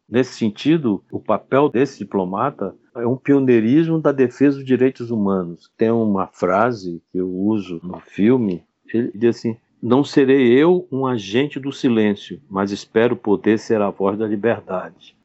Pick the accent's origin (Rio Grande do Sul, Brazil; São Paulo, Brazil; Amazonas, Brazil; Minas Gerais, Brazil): Amazonas, Brazil; Manaus; sou amazonense, nasci em Manaus